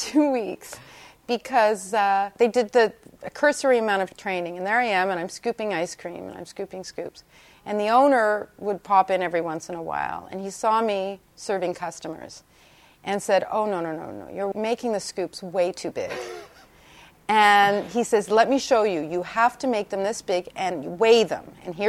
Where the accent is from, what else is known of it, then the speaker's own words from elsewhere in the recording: Toronto, Ontario, Canada; In Toronto. Right. So I went to York University.